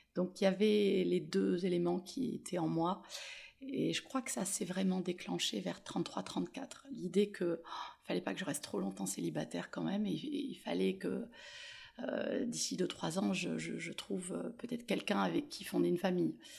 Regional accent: Toulon, Provence-Alpes-Côte d'Azur, France; moved away; also born or lived in Paris / Marseille; mon retour à Toulon, puisque je suis née ici

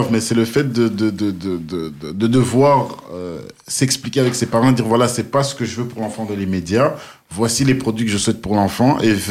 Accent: DR Congo; tu sais, moi en tant que Congolais, euh, il y a un plat qui chez nous est, frit et, dont tout le monde raffole, c'est le pondou.

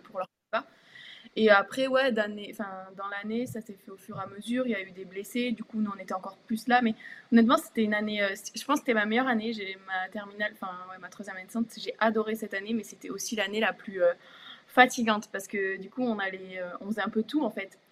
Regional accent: Tarbes, Occitania, France; moved away; also born or lived in Bourges; Mon premier club, c'était le TGB parce que donc, je venais de Tarbes

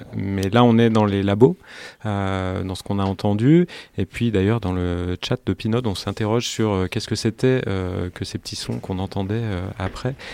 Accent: Grenoble, Auvergne-Rhône-Alpes, France; moved away as an adult; now in Paris, France; je suis originaire de Grenoble, je suis artiste sonore, mais je suis originaire de Grenoble et je vis depuis euh, 10 euh, ans à Paris

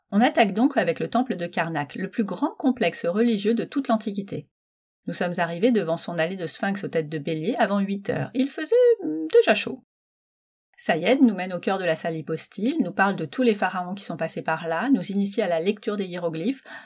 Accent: Metz, Grand Est, France; je suis née à Metz

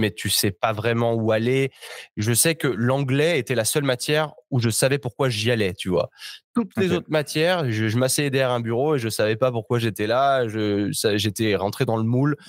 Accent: Chambéry, Auvergne-Rhône-Alpes, France; moved away as an adult; also born or lived in Australia / New York; moi, je suis, de Chambéry en Savoie

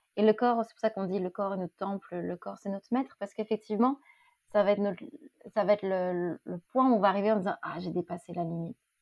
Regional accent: Lille, Hauts-de-France, France; J'ai grandi à Lille

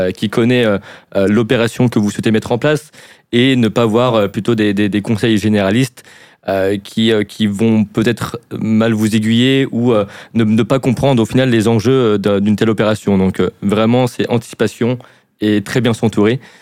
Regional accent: France; accent: French

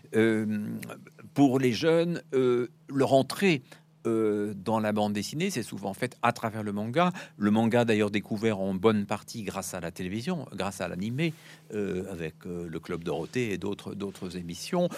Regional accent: France; moved away; also born or lived in Brussels; je suis français

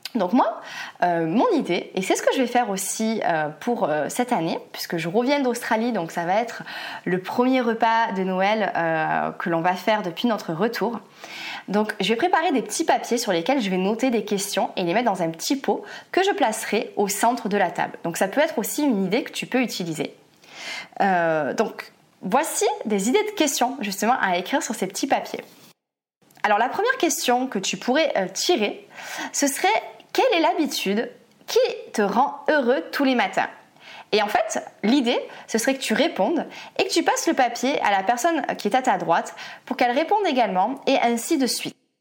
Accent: France; en tant que Français

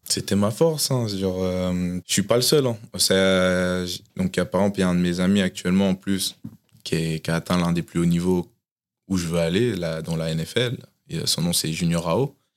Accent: Tours, Centre-Val de Loire, France; moved away as an adult; now in United States; je suis né à Tours et du coup, j'ai grandi à Tours

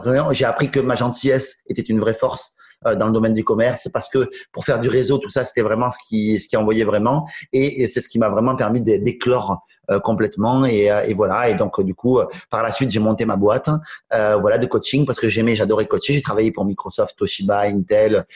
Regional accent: Toulouse, Occitania, France; je suis né à Toulouse, je suis resté à Toulouse, vraiment, tout le temps.

